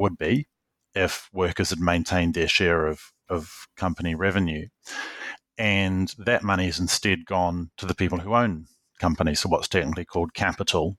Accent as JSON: {"language": "English", "country": "New Zealand", "tie": "born or raised there", "also_born_or_lived": "London, United Kingdom", "said": "I grew up in New Zealand and I studied here"}